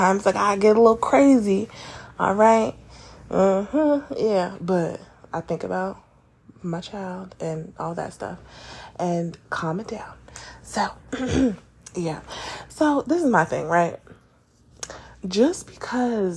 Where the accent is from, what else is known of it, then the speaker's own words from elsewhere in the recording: New York, United States; I'm a New Yorker